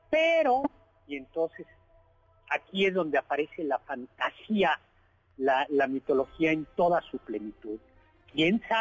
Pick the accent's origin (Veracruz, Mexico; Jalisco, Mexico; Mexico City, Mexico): Mexico City, Mexico; los amigos que somos aquí chilangos, la pera es una curva muy peligrosa entre México y Cuernavaca.